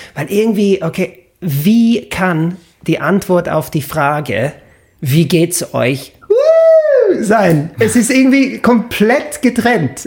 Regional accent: Stratford-upon-Avon, West Midlands, United Kingdom; German is a second language; moved away as an adult; now in Vienna, Austria; meine Heimatstadt ohne die ganzen Touristen zu genießen. Weil Stratford-upon-Avon

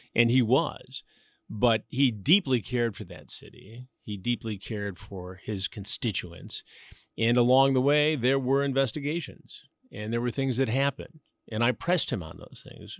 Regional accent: Detroit suburbs, Michigan, United States; moved away as an adult; also born or lived in Chicago; Detroit, I was in the suburbs, but, you know, we did get into the city frequently, and we moved there, my family and I, in nineteen sixty-eight

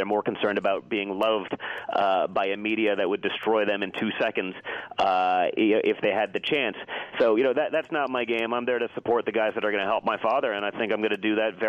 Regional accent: New York City, New York, United States; I grew up in New York City as the son of a billionaire.

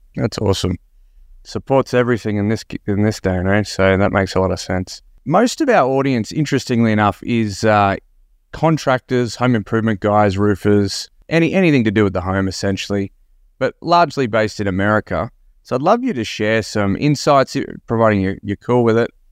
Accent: Australia; Another fellow Aussie

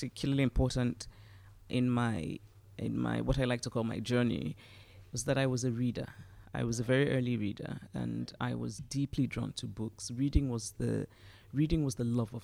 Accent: Southeast Nigeria, Nigeria; moved away as an adult; also born or lived in United States; child growing up in Southeast Nigeria where there was no snow and we ate mangoes.

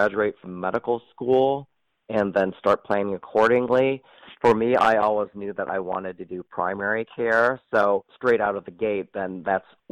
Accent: Ann Arbor, Michigan, United States; also born or lived in Cincinnati, Ohio; I was born and raised in Ann Arbor, Michigan

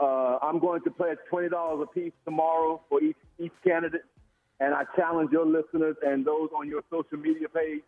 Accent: LaGrange, North Carolina, United States; I'm from LaGrange, North Carolina.

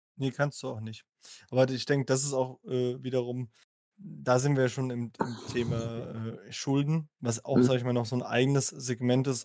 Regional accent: Germany; ich bin Deutscher

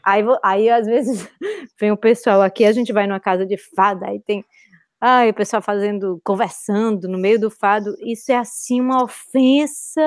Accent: Ceará, Brazil; moved away as an adult; also born or lived in Fortaleza / Bahia / São Paulo; now in Lisbon, Portugal; nós, a gente vem do Ceará, né? Nós somos muito alegres, espontâneos, hospitaleiros

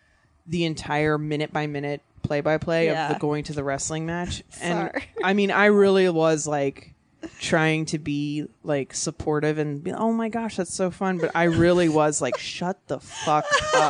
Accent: Virginia, United States; also born or lived in New York; now in Los Angeles, United States; I'm from Virginia.

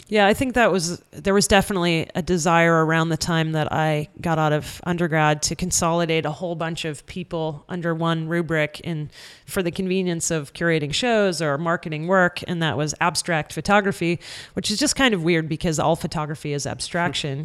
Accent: New Hampshire, United States; moved away; also born or lived in Boston; in the small town where I grew up in New Hampshire

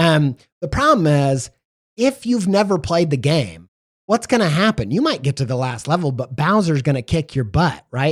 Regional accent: Indiana, United States; growing up in Indiana

